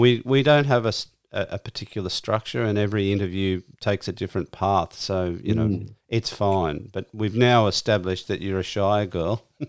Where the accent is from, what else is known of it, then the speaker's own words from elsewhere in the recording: Sydney, New South Wales, Australia; I grew up in the Shire as well.